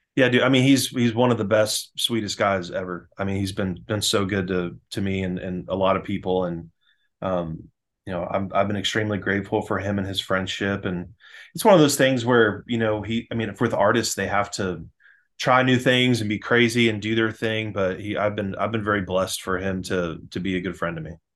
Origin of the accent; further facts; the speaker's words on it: Winter Springs, Florida, United States; I grew up in a town called uh, Winter Springs, Florida